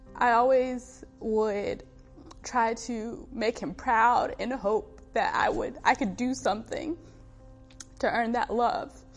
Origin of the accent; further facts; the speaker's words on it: Fort Lawn, South Carolina, United States; I was born and brought up in a really small town in South Carolina called Fort Lawn